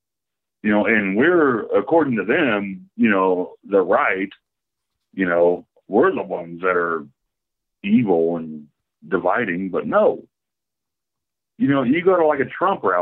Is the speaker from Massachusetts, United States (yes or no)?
no; Oklahoma, United States; I'm from Oklahoma